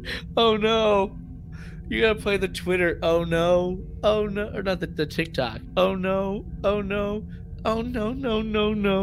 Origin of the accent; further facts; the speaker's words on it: Arizona, United States; You know, I grew up in Arizona, which is, that's why I'm excited for to be on a California class ship.